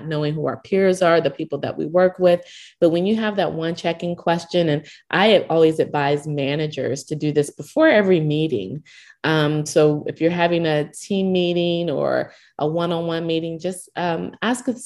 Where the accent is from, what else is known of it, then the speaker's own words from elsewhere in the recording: Owasso, Oklahoma, United States; I grew up in Oklahoma, small town of Owasso, Oklahoma, which is not far outside of Tulsa.